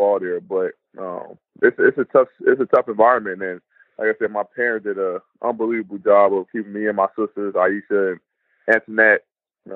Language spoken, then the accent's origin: English; Chicago, Illinois, United States; I grew up in a tough area, outside Chicago, Inglewood to be exact